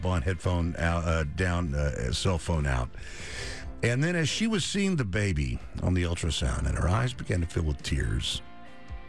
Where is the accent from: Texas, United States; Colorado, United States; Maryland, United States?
Texas, United States; Dallas; I'm a native Texan, native Dallasite